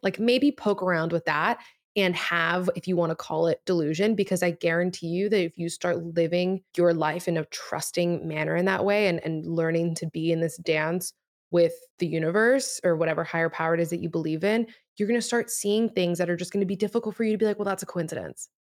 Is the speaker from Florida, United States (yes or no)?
yes; Miami, Florida, United States; first language Spanish; English is a second language; moved away as an adult; also born or lived in New York; Spanish was my first language, and then, obviously, just, like, growing up in Miami